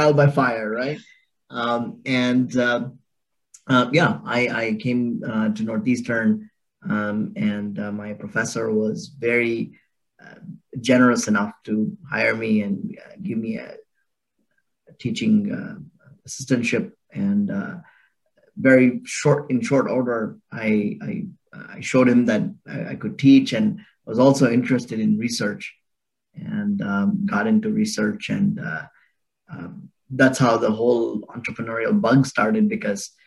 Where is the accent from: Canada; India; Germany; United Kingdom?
India; Bangalore, Karnataka; I was born and raised in Bangalore, India, and so it's my home. And I grew up there